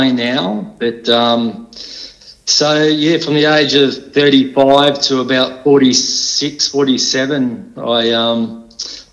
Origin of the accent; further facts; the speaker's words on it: Canberra, Australian Capital Territory, Australia; also born or lived in Melbourne; I was born in Melbourne, and when I was about 3, we moved up to Canberra, and I had a pretty good childhood with good stable family life